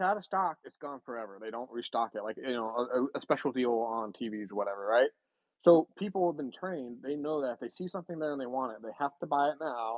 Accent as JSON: {"language": "English", "town": "Issaquah", "region": "Washington", "country": "United States", "tie": "born or raised there", "said": "I grew up in Issaquah, Washington"}